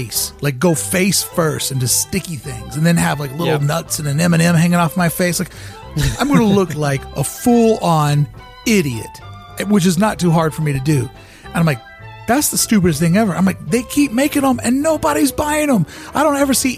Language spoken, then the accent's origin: English; Kentucky, United States; now in California, United States; I am from Kentucky